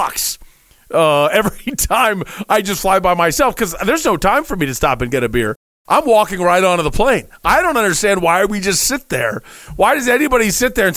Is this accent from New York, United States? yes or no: no; Dayton, Ohio, United States; moved away as an adult; now in Arizona, United States; I'm from Dayton